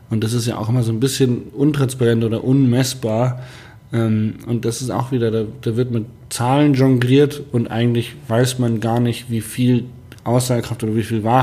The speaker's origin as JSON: {"language": "German", "town": "Hanover", "region": "Lower Saxony", "country": "Germany", "said": "Man ich komme, ja ich aus Hannover und ganz viele meiner Freunde aus Hannover"}